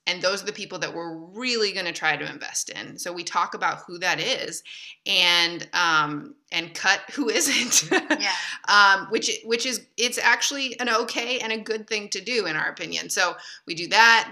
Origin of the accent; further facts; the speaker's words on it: Michigan, United States; moved away as an adult; now in France; I grew up in Michigan